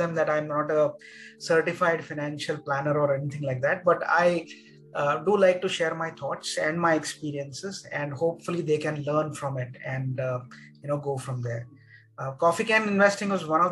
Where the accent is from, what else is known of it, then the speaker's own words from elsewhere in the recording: Mumbai, Maharashtra, India; I grew up in Mumbai those days